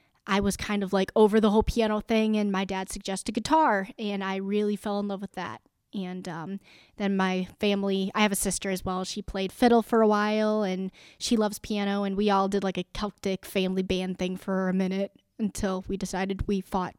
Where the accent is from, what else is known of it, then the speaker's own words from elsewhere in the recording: Rockford, Illinois, United States; I am initially from Rockford, Illinois, so not too far from here in DeKalb